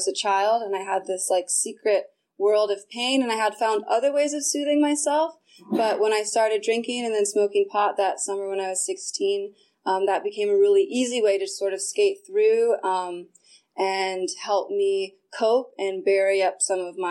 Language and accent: English; Sonoma County, California, United States; I grew up in Sonoma County, so you have to drive everywhere